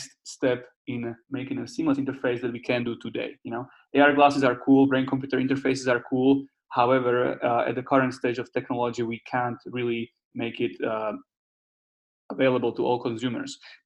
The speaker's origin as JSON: {"language": "English", "country": "Slovakia", "tie": "born or raised there", "also_born_or_lived": "California, United States / Netherlands", "second_language": "English", "moved": "as an adult", "lives_now": "Prague, Czech Republic", "said": "I'm from Slovakia originally, but I studied 1 year in the US, in California, and then 3 years in the Netherlands. And now we are based in Czech Republic in Prague."}